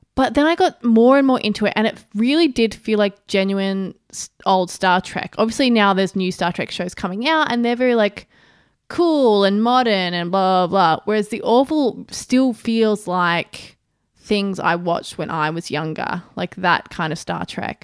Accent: Australia; as an Australian

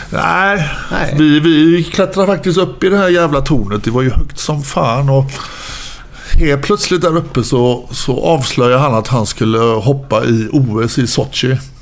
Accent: Gothenburg, Västra Götaland, Sweden; jag är uppväxt ute i Frölunda

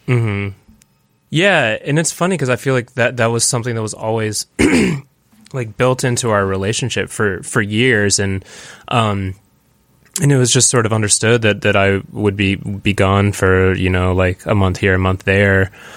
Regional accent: Williamsburg, Virginia, United States; moved away as an adult; also born or lived in New York / Los Angeles; in the same town where I grew up, in Williamsburg

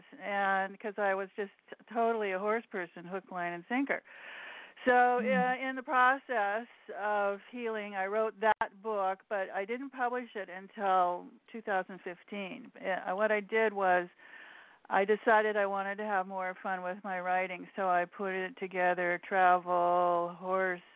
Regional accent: Alaska, United States; I'm from Alaska

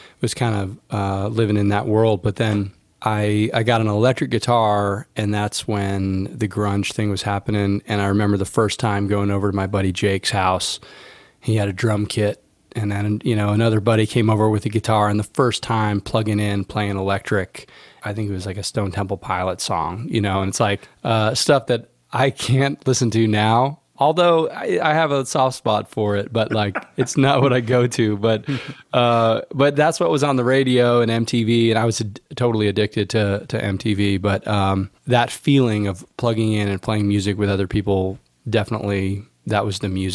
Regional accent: Spring, Texas, United States; I grew up in Spring, Texas

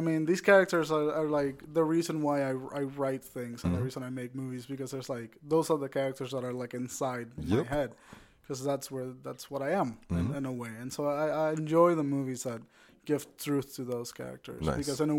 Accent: United States; English is a second language; also born or lived in Puerto Rico; My accent's all over the fucking place. I'm a Puerto Rican man that learned English by watching British television while growing up in America.

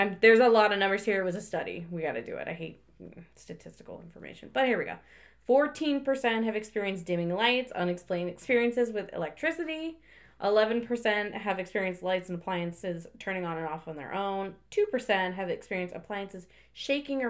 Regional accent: United States; now in Canada; I'm from the States

